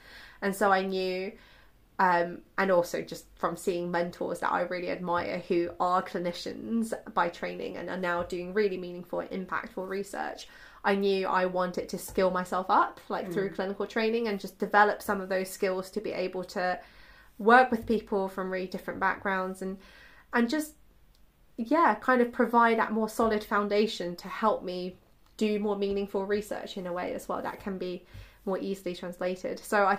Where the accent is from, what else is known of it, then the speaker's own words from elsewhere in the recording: China; English is a second language; actually I was born in China and I grew up in China